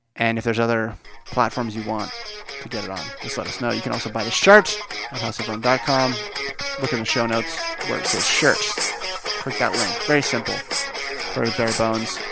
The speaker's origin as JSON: {"language": "English", "area": "East Bay", "region": "California", "country": "United States", "tie": "born or raised there", "said": "growing up in the East Bay"}